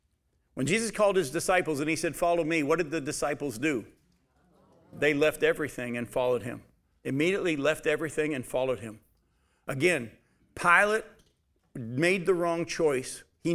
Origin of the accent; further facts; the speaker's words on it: United States; I'm an American. I thank God for being an American.